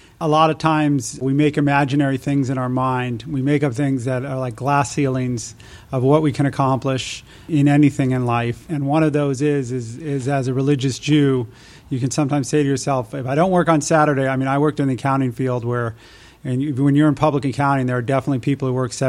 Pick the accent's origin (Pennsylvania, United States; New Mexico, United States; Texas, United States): New Mexico, United States; Albuquerque; also born or lived in Israel; I was actually born in Israel, but my family moved back to the States when I was one. I grew up in Albuquerque